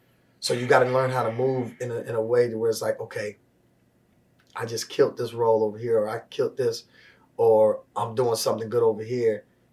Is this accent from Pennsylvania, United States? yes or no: yes; West Chester, Pennsylvania, United States; born there; also born or lived in St. Paul, Minnesota / San Francisco; I was born in Westchester, Pennsylvania.